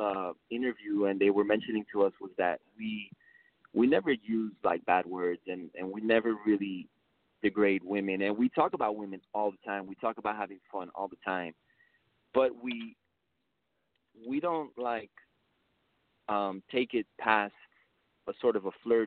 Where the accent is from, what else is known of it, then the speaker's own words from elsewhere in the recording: Miami, Florida, United States; first language Spanish; English is a second language; I was born here in Miami